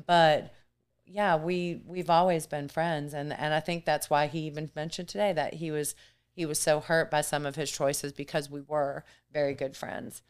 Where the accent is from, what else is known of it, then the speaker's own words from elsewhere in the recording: Germany; also born or lived in Matthews, North Carolina / Myrtle Beach, South Carolina; now in United States; I was raised in Germany